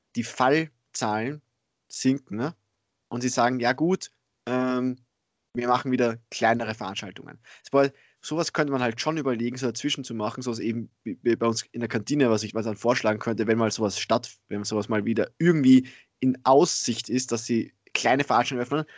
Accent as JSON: {"language": "German", "country": "Austria", "said": "bei uns in Österreich"}